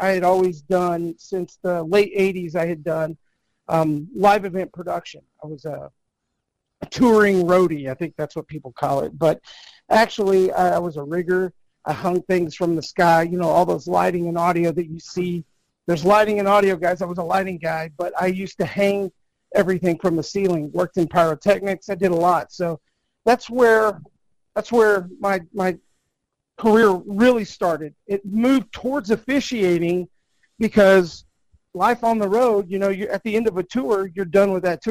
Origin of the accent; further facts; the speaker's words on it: Amarillo, Texas, United States; I grew up in the Texas Panhandle in Amarillo, Texas